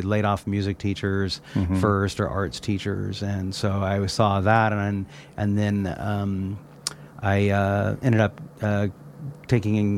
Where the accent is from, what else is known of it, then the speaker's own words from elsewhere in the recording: Nevada City, California, United States; moved away as an adult; We grew up on Banner Mountain